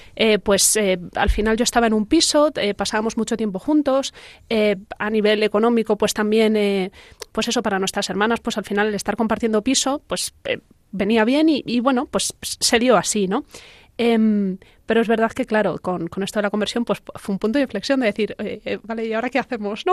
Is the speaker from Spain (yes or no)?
yes; Talavera de la Reina, Castilla-La Mancha, Spain; moved away as an adult; also born or lived in Madrid; los dos somos de Talavera, pero los dos estudiamos en Madrid